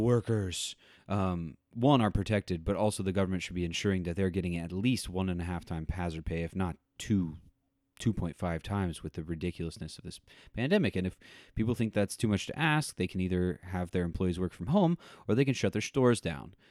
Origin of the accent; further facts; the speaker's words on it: Tornado Alley, United States; also born or lived in Missouri; growing up in Tornado Alley myself